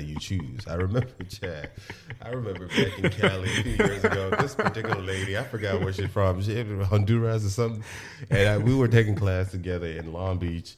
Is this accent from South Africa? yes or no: no; Nigeria; accent: Nigerian; because of where I was born, because I'm Nigerian